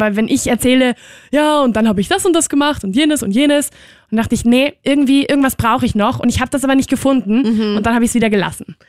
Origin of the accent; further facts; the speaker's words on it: Barcelona, Catalonia, Spain; now in Vienna, Austria; in Barcelona bin ich halt auch nicht in der Stadt aufgewachsen, sondern ein bisschen weiter außerhalb